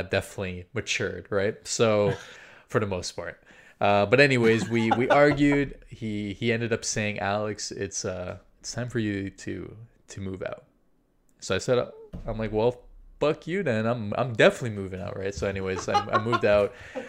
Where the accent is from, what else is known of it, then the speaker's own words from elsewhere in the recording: Brazil; also born or lived in Chile; I'm South American, right? So I'm Brazilian